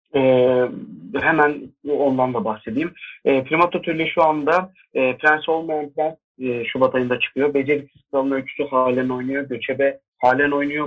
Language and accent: Turkish; Bursa, Turkey; moved away as an adult; also born or lived in Ankara; now in Istanbul, Turkey; Bursa'da doğdum. 2006 yılına kadar oradaydım.